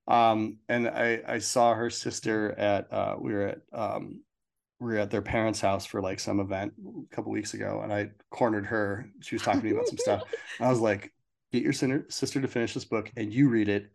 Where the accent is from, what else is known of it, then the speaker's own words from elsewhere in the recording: Minnesota, United States; I grew up in Minnesota